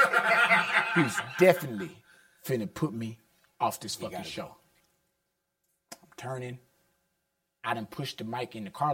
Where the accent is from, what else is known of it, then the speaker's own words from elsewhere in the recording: Houston, Texas, United States; I'm from Houston, I'm going to keep a mild lisp and H-Town flow.